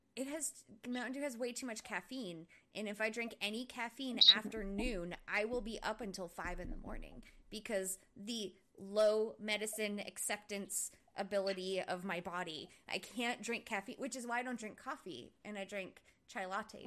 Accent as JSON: {"language": "English", "region": "Rhode Island", "country": "United States", "tie": "born or raised there", "moved": "as an adult", "lives_now": "Oklahoma City, United States", "said": "I was actually a manager of a Dunkin' Donuts when I lived in Rhode Island"}